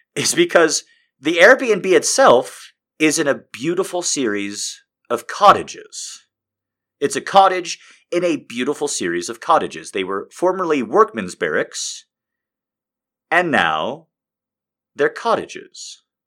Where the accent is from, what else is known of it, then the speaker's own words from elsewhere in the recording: Albuquerque, New Mexico, United States; I'm from Albuquerque.